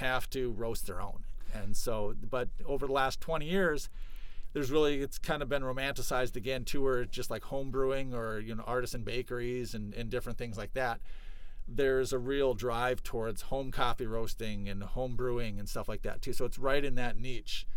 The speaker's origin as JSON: {"language": "English", "town": "Moorhead", "region": "Minnesota", "country": "United States", "tie": "born or raised there", "also_born_or_lived": "Fergus Falls, Minnesota", "said": "I grew up in Moorhead, Minnesota"}